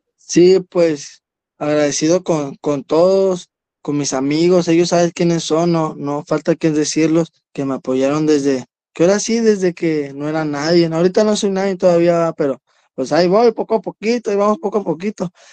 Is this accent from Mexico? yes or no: yes; Ciudad Juárez, Chihuahua, Mexico; un barrio la Altavista, aquí de Ciudad Juárez, yo vengo de la Altavista y orgulloso de representar a mi colonia